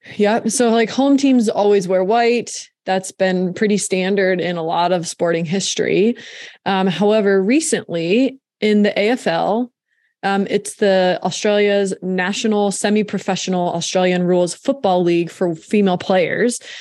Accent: Williamsport, Pennsylvania, United States; I'm from Williamsport, Pennsylvania

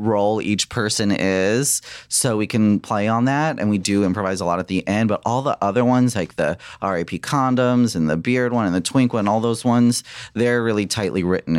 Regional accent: New York, United States; now in California, United States; Long Island.

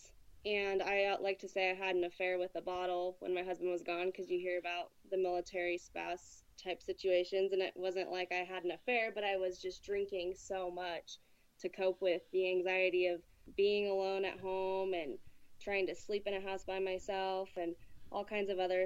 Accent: Boise, Idaho, United States; I am from Boise, Idaho, and I have never really lived anywhere except Boise, Idaho.

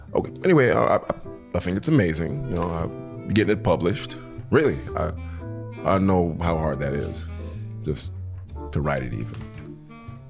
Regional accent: Detroit, Michigan, United States; I'm from Detroit

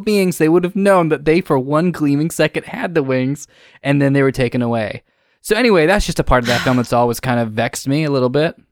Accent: England, United Kingdom; moved away; I'm Brit, I'm, my, I'm originally British

